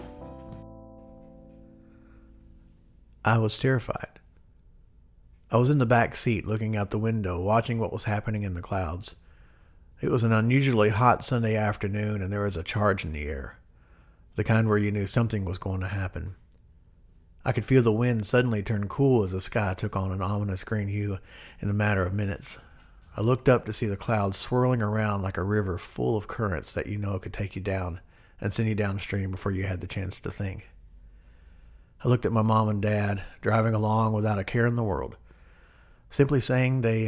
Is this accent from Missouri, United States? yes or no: yes; Cooter, Missouri, United States; also born or lived in Waukegan, Illinois / Zion, Illinois; we would move to a small southeastern Missouri town on the border of Arkansas called Cooter. Yes, Cooter. I went to Cooter High School